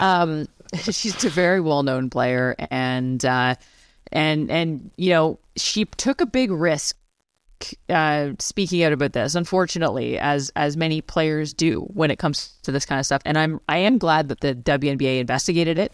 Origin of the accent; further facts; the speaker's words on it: Canada; I'm a Canadian